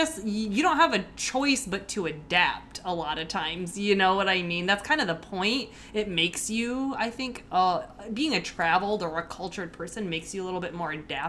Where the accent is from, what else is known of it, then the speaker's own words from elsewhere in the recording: Michigan, United States; No, I'm from Michigan, actually, originally, if you didn't know that.